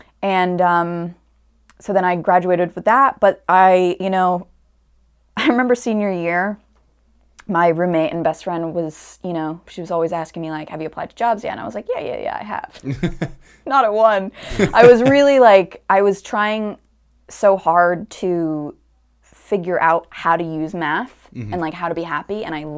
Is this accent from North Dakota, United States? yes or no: no; Stamford, Connecticut, United States; I grew up in Stamford, Connecticut. I'm still there.